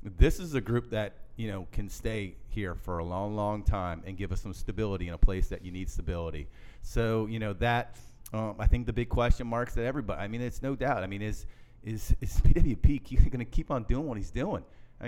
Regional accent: Virginia, United States; I grew up in Virginia area, and I have a lot of friends around that ACC world

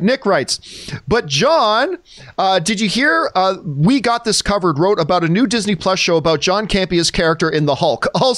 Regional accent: Canada; which as a Canadian, I probably should

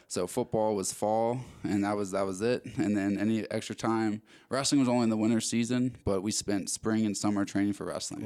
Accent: Maryland, United States; moved away as an adult; also born or lived in Arizona; I'm originally from Maryland. Uh, was born and raised there

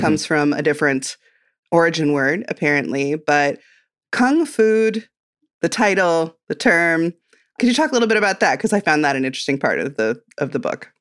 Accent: Midwest, United States; I'm from the Midwest

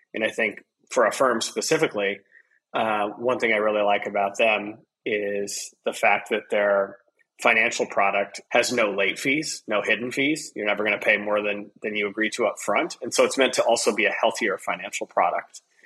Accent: Midwest, Iowa, United States; I'm a person from the Midwest in the United States, a farming community in Iowa

